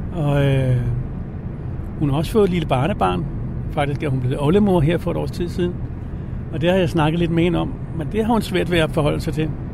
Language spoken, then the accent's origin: Danish; Copenhagen, Capital Region of Denmark, Denmark; now in Adderup, Denmark; jeg er født i København på Rigshospitalet øh, i 1962